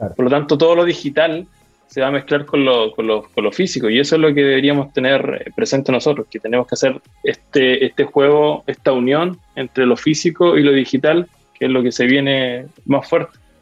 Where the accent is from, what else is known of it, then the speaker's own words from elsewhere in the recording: Lota, Biobío, Chile; now in Concepción, Chile; yo soy de Lota. Eh, actualmente vivo acá en Conce.